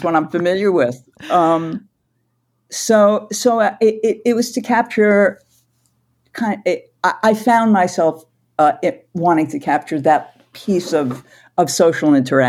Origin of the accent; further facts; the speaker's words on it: New York City, New York, United States; now in Portland, United States; And when we relocated from New York City to Portland, Oregon, the sounds and the voices and the feel of New York just stayed with me. Every time I went home, my accent changed a little and I sounded more like New York.